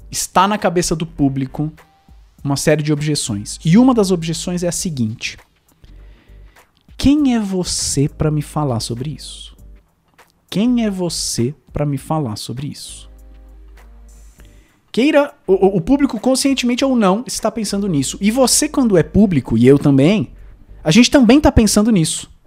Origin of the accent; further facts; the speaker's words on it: Zimbabwe; born there; also born or lived in United States; Eu nasci no Zimbábue e, e, e numa, numa, numa vila de, de pescadores